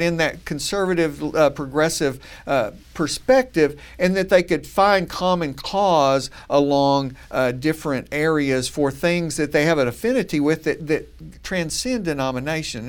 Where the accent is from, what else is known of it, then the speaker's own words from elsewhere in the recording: Texas Panhandle, United States; I grew up in the Panhandle of Texas